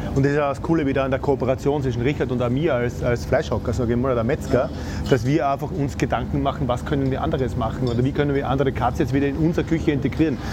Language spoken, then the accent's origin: German; Styria, Austria; accent: Styrian dialect; Ich bemühe mich nicht zu so sehr im Dialekt zu sprechen, weil sonst der, unser steirischer Dialekt ist ein bisschen.